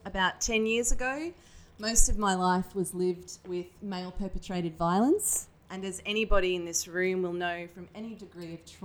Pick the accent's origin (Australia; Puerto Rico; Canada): Australia; moved away as an adult; also born or lived in Manchester, England; now in United Kingdom; I'm obviously not from the UK. I'm Australian